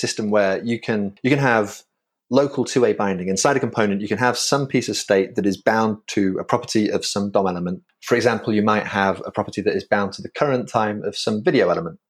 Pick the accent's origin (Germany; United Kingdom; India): United Kingdom; York, Yorkshire and the Humber; moved away as an adult; now in New York, United States; I, I hail originally from Old York in the U K.